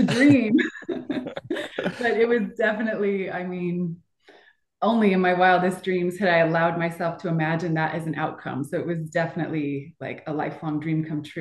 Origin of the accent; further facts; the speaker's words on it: Boulder, Colorado, United States; I'm from Boulder, Colorado